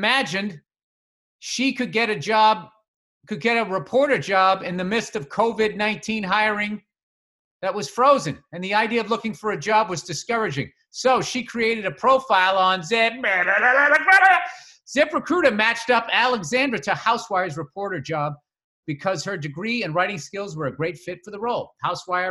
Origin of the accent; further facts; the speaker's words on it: Massachusetts, United States; I'm from Massachusetts.